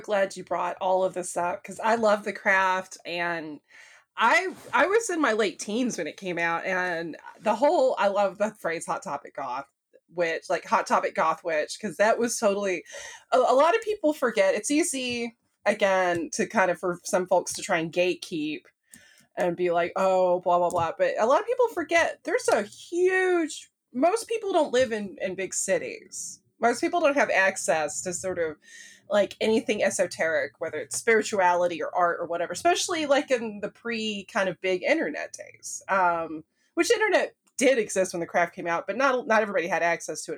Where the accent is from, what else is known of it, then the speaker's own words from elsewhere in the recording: American South, United States; I'm from the American South, which is, like, the Bible Belt